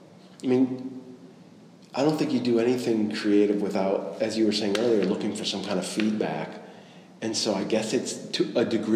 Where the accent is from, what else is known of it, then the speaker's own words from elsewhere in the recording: Ireland; Being a creative, being Irish.